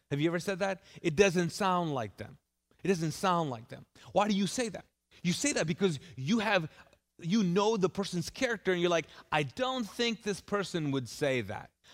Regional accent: Kuwait; now in Charlotte, United States; I lived in Kuwait. I grew up there

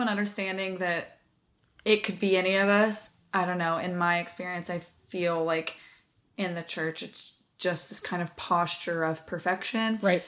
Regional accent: the South, United States; moved away; I was raised in the South

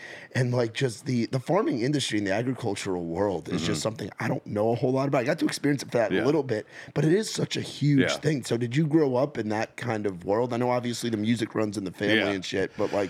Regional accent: New York, United States; moved away; I grew up in New York

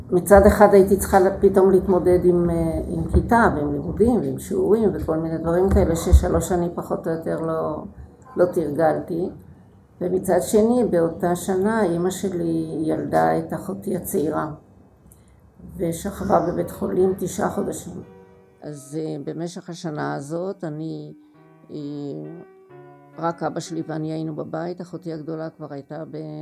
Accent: Haifa, Haifa District, Israel; now in Beersheba, Israel; הפעילות החברתית שבקריית חיים הייתה

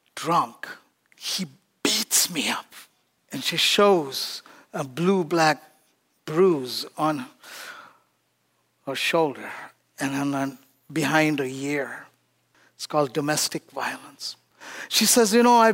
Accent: India; born or raised there; moved away

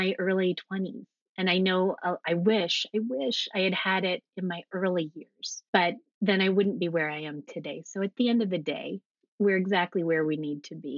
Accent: United States; also born or lived in Alexandria, Virginia; I grew up right outside of Washington, D.C., inside the Beltway.

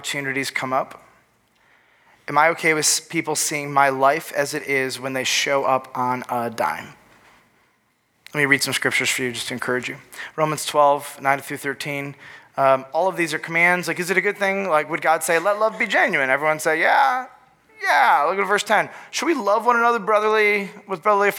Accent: Northville, Michigan, United States; also born or lived in Lansing, Michigan; we moved from Lansing, Michigan, to Northville, Michigan

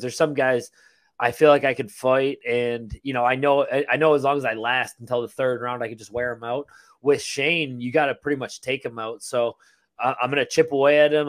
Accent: Buffalo, New York, United States; moved away as an adult; now in Tampa, United States; I grew up in Buffalo

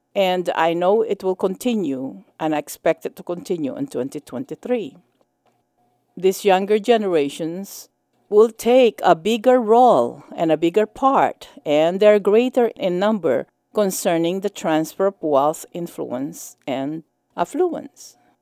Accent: United States; as an American and as a minister of the gospel

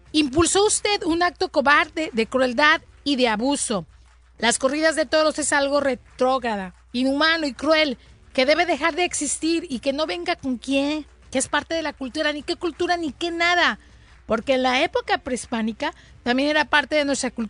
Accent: Chicago, Illinois, United States; born there; Mis mis padres fueron de Guanajuato, México, pero yo nací en Chicago, Illinois, Estados Unidos.

